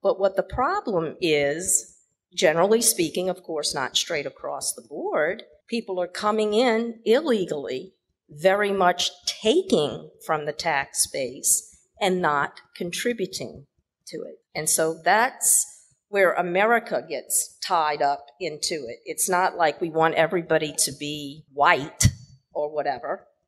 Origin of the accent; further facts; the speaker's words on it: New Orleans, Louisiana, United States; moved away as an adult; also born or lived in Houston, Texas / San Diego / Bay Area, California / Beijing, China; now in Kuala Lumpur, Malaysia; I was born and raised in New Orleans. I lived several years in Houston, Texas, and then I did my doctoral work out in the somewhat in San Diego, and then the Bay Area of California.